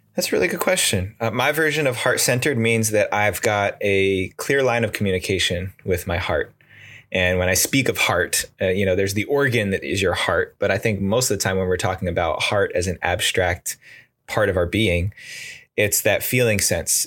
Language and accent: English; outside of New York City, United States; moved away as an adult; now in California, United States; I grew up in the East Coast outside of New York City